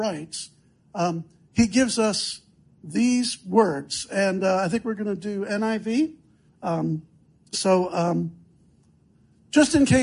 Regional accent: Chicago, Illinois, United States; also born or lived in Southeast United States; now in Southeast, United States; I'm from Chicago originally

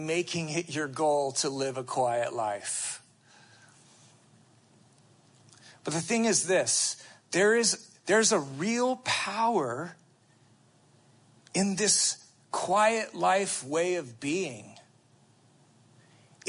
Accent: United States; as American Christians

